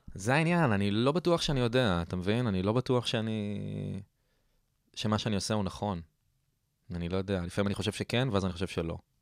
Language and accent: Hebrew; Herzliya, Tel Aviv District, Israel; also born or lived in Ra'anana; גדלתי ברעננה. אבל כ-, כזה, נ-, נולדתי בתל אביב, אה, אחר כך עברנו להרצליה, הייתי שם עשר שנים, ואז מגיל חמש עשרה אני ברעננה